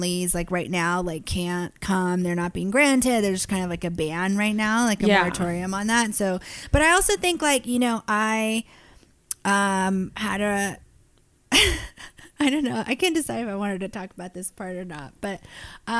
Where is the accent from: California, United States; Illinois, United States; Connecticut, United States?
California, United States; Piedmont; I grew up in Piedmont, which is inside of Oakland